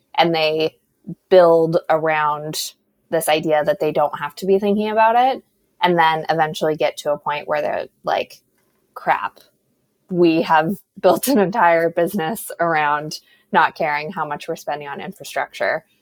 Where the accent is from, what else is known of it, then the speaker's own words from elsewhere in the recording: New Mexico, United States; moved away; I'm originally from New Mexico, so desert girl at heart